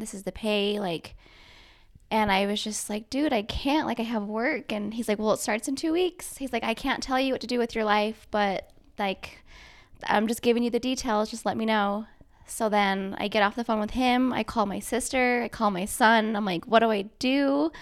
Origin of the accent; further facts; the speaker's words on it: Bountiful, Utah, United States; also born or lived in Navajo Reservation, Arizona; I basically grew up here in, like, Bountiful, Centerville